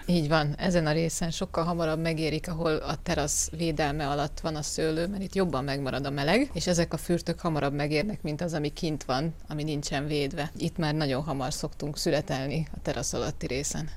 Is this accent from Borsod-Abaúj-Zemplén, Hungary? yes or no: yes; Borsod-Abaúj-Zemplén, Hungary; moved away; Otthon mi ugye borsodból származunk, otthon nekünk is van szőlő